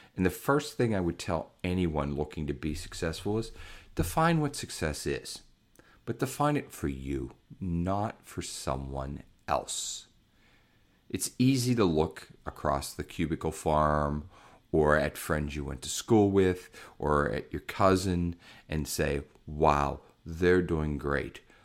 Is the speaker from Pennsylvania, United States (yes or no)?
yes; Pittsburgh, Pennsylvania, United States; I grew up in Pittsburgh, Pennsylvania